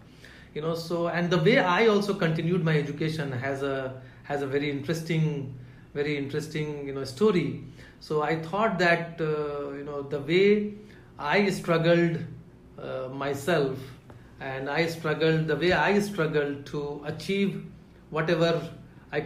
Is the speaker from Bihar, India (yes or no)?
yes; Katihar, Bihar, India; moved away; also born or lived in Delhi; So I grew up in Katihar